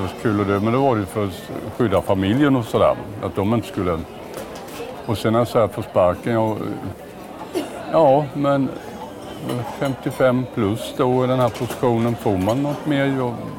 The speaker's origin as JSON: {"language": "Swedish", "region": "Småland", "country": "Sweden", "said": "Jag är ju smålänning"}